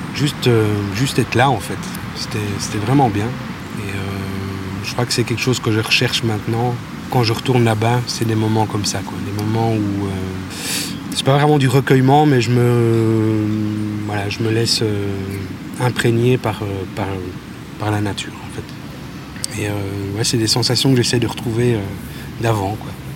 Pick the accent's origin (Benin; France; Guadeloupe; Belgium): Belgium; Bouillon, Wallonia; moved away as an adult; also born or lived in Libramont; now in Brussels, Belgium; j'ai grandi à Bouillon, ou en tout cas dans les environs, pendant... Je suis parti à mes 18 ans